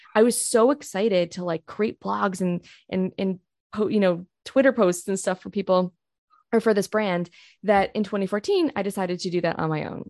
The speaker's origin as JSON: {"language": "English", "town": "Rochester", "region": "New York", "country": "United States", "tie": "born or raised there", "moved": "as an adult", "lives_now": "Oklahoma, United States", "said": "I actually grew up in a suburb of Rochester, New York"}